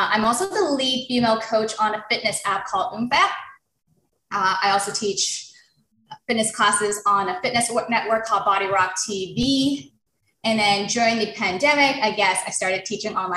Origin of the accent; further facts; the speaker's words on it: Toronto, Ontario, Canada; I was born and raised in Toronto